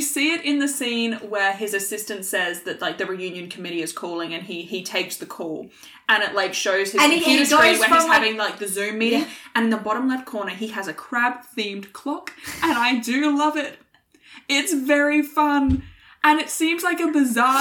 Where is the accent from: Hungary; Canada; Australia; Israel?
Australia; As an Australian